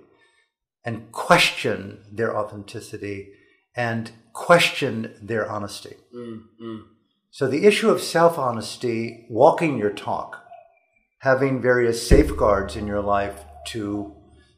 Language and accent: English; United States; moved away as an adult; also born or lived in Burma; born as an American, middle class